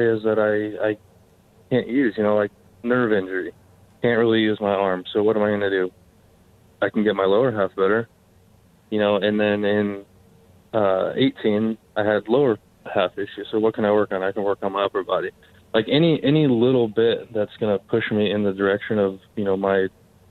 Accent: Southern California, United States; also born or lived in Santa Clara; I'm from here. I'm from Southern California

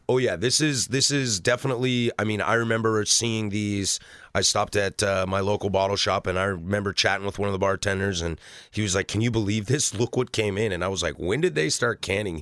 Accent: the Northwest, Pacific Northwest, United States; growing up in the Northwest

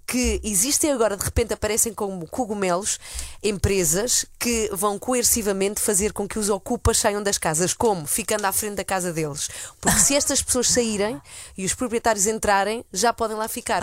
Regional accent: Spain; now in Portugal; eu nasci e cresci em Espanha, vivi lá é, bastantes anos

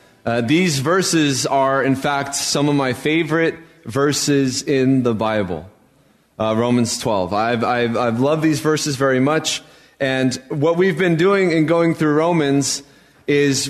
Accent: Albuquerque, New Mexico, United States; moved away as an adult; now in San Mateo, United States; When I was growing up in Albuquerque, New Mexico

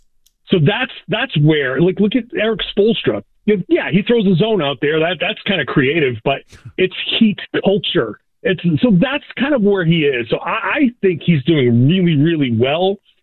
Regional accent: Pawtucket, Rhode Island, United States; You know, he's from Johnson. I'm from Pawtucket. We know, we get that Rhode Island connection.

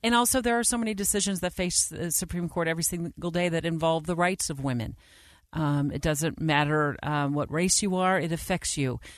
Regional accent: Arizona, United States; my home state of Arizona

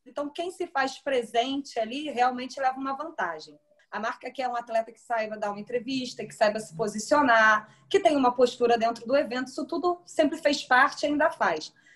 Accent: Niterói, Rio de Janeiro, Brazil; eu sou de Niterói

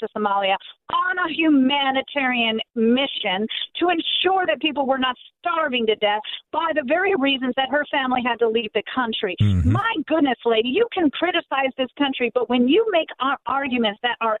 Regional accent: United States; the fact that I was born here and my parents were not immigrants, my grandparents were not immigrants, but my great-grandparents were.

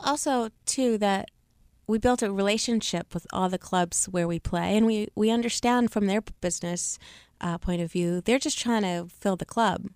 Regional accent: Seattle, Washington, United States; I grew up in Seattle, Washington

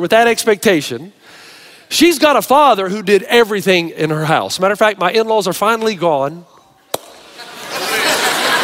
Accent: the South, United States; I came from a family from the South, remember, ultra conservative

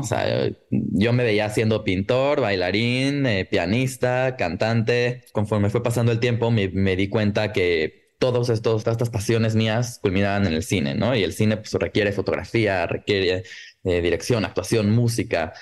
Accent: Mexico; viniendo de México

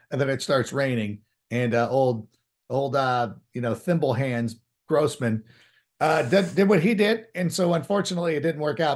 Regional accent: Southern California, United States; born or raised there; also born or lived in Hoffman Estates, Illinois

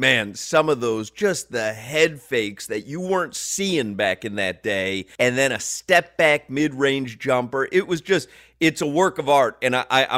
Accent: Chicago, Illinois, United States; I grew up in Chicago, grew up as a Michael Jordan fan

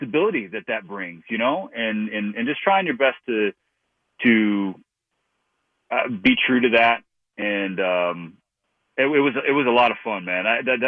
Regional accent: Long Beach, California, United States; You know, I was born in Long Beach and grew up south of LA.

